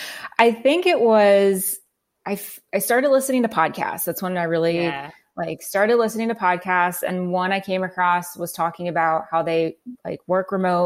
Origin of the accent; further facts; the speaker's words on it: New Jersey, United States; also born or lived in Calgary, Canada / Los Angeles; now in Phoenix, United States; I was born in Calgary, Alberta in Canada. I lived in New Jersey. I grew up there and we moved when I was young. I lived in Los Angeles for about 5.5 years working